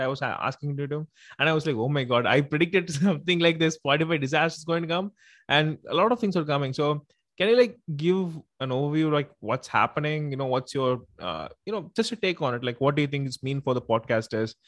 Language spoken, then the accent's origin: English; Tamil Nadu, India; I'm mm. from uh, you know India. I'm from Tamil Nadu actually, so I speak Tamil and everything